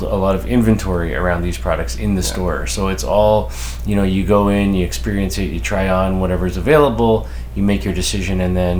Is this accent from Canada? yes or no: yes; Canada; as a Canadian